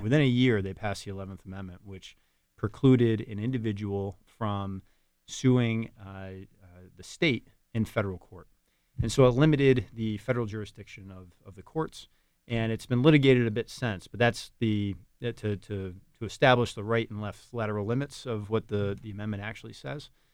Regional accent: Capital Region, New York, United States; born and raised in the Capital Region

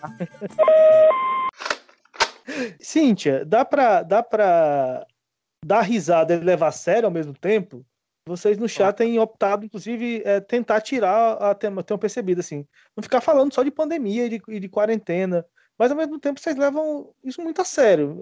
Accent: Ceará, Brazil; accent: Cariri / cearense; moved away as an adult; also born or lived in Cuiabá; now in Natal, Brazil

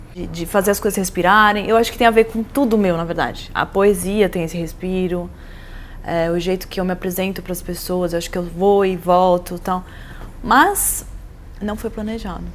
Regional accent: São Paulo, Brazil; also born or lived in São Sebastião / United States; eu sou de São Paulo, mas eu sempre eu fui criada no mar

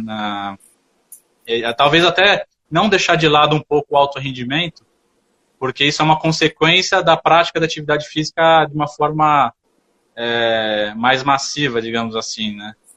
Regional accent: São Paulo, Brazil; eu sou de São Paulo

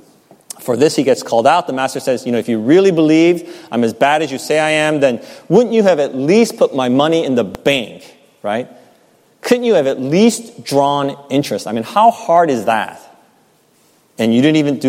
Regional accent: United States

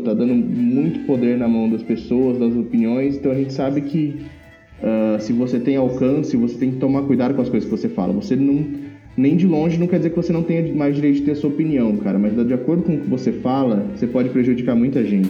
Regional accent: Pereira Barreto, São Paulo, Brazil; moved away; lá na minha cidade natal, em Pereira Barreto

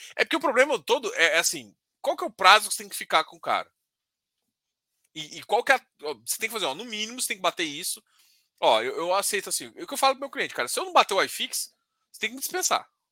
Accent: Brazil; eu sou brasileiro

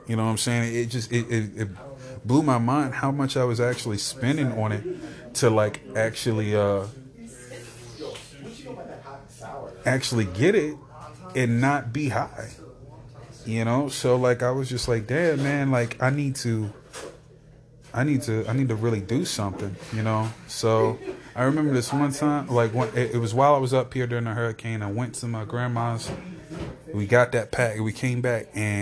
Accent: Louisa, United States; now in Wilmington, United States; I'm from here, but I live down there

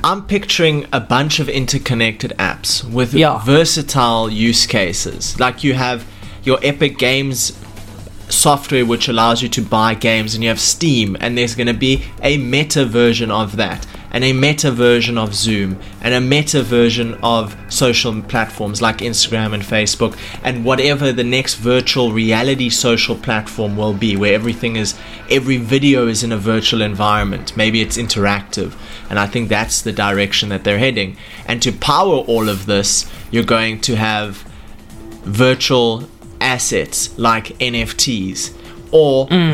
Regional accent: South Africa; we're coming from South Africa

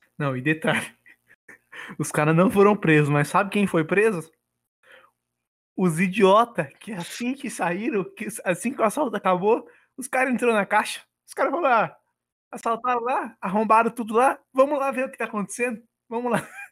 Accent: Bragança Paulista, São Paulo, Brazil; sou nascido e criado aqui em Bragança

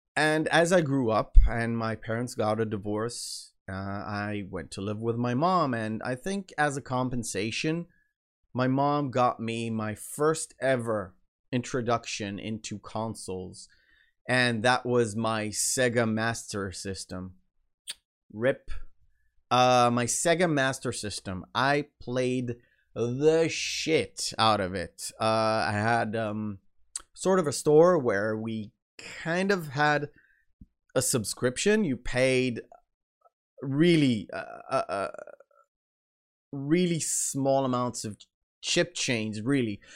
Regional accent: Israel; accent: American; English is a second language; I was born in Israel

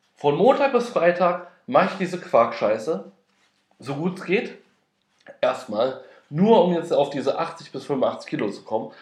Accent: Frankfurt am Main, Hesse, Germany; now in Berlin, Germany; ich komme aus Frankfurt am Main

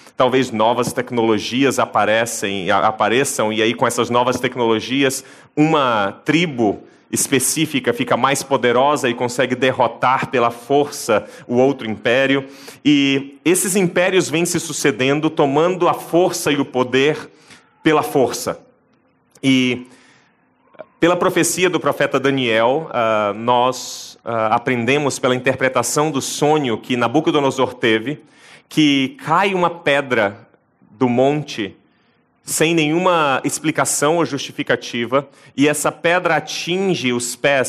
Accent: Brazil; da nossa cultura como brasileiros

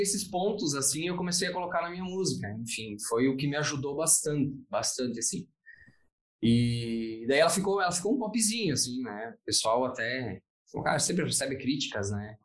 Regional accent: Veranópolis, Rio Grande do Sul, Brazil; eu sou, eu sou aqui de Veranópolis

